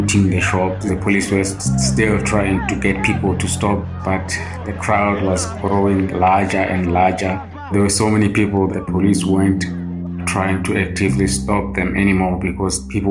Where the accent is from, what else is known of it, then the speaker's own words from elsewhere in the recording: Greytown, KwaZulu-Natal, South Africa; moved away as an adult; now in Cape Town, South Africa; Greytown, my hometown